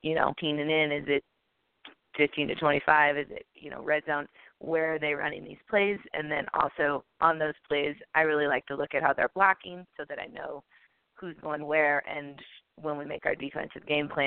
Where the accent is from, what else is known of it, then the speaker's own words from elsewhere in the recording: St. Louis, Missouri, United States; I'm from St. Louis